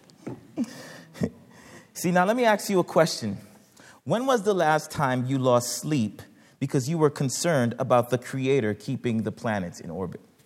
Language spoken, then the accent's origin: English; United States; my parents immigrated from Haiti and uh, when I was much younger, uh, the, uh, growing up in the United States